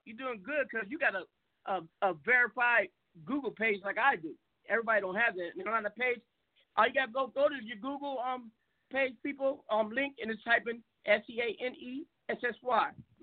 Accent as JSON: {"language": "English", "town": "Seattle", "region": "Washington", "country": "United States", "moved": "yes", "lives_now": "Arizona, United States", "said": "I'm from Seattle, but I'm down in Arizona"}